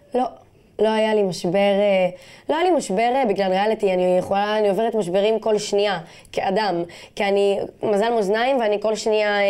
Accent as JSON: {"language": "Hebrew", "town": "Jaffa", "region": "Tel Aviv District", "country": "Israel", "tie": "born or raised there", "said": "אה, גדלתי ביפו, אבל גדלתי בבית שלי ביפו."}